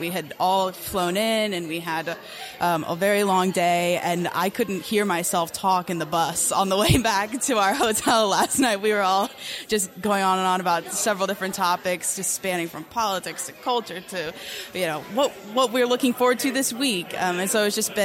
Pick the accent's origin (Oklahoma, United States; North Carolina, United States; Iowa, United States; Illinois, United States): North Carolina, United States; Charlotte; now in Lynchburg, United States; I'm originally from Charlotte, North Carolina, but I currently reside most of the time in Lynchburg, Virginia these days